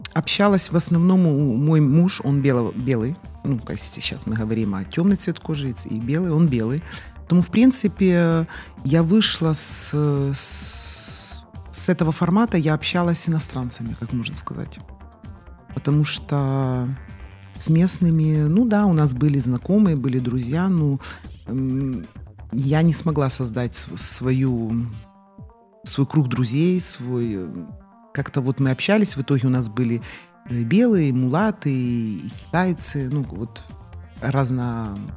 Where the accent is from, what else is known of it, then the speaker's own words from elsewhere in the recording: Chornomorsk, Odesa Oblast, Ukraine; я родилась не в Одессе, а в городе Ильичевске, это Черноморск сегодня.